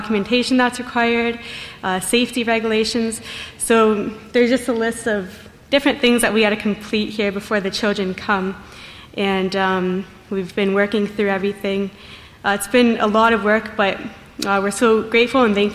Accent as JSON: {"language": "English", "town": "Tecate", "region": "Baja California", "country": "Mexico", "said": "I'm from Tecate, Mexico."}